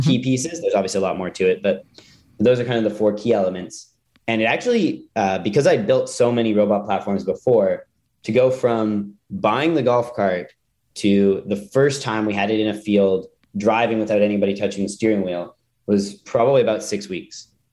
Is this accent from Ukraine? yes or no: no; Calgary, Alberta, Canada; I grew up in Calgary, Canada